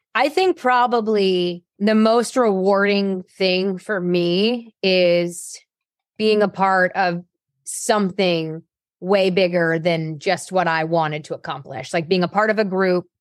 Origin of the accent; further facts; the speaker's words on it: Cherry Hill, New Jersey, United States; I'm originally from South Jersey, like the Cherry Hill area, very suburban to Philadelphia